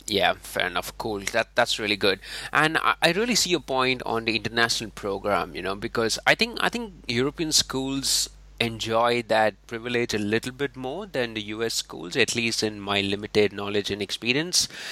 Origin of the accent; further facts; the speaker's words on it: India; I'm from India